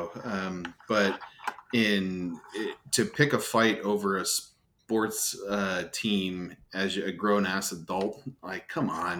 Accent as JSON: {"language": "English", "region": "New Jersey", "country": "United States", "tie": "born or raised there", "said": "growing up in New Jersey as a Yankees fan"}